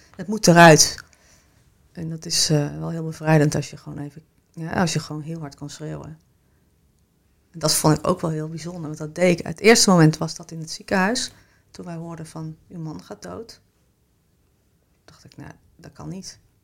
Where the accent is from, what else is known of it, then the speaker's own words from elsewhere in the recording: Kampen, Overijssel, Netherlands; also born or lived in Switzerland / Amsterdam / Arnhem; now in Rotterdam, Netherlands; ik woon in Rotterdam en ik kom oorspronkelijk uit Kampen.